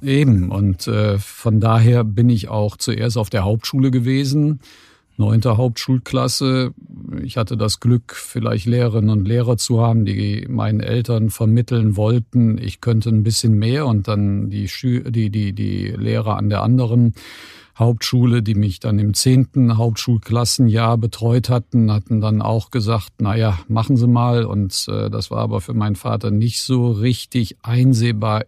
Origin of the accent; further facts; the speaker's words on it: Cologne, North Rhine-Westphalia, Germany; bin ich in dem Sinne auf der falschen Rheinseite geboren, nämlich in Köln-Kalk